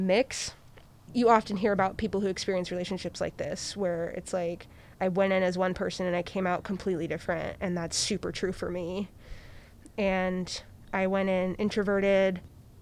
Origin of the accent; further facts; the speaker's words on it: Iowa City, Iowa, United States; moved away as an adult; now in Portland, United States; I'm from the Midwest. I'm from a city of 80,000 people in Iowa called Iowa City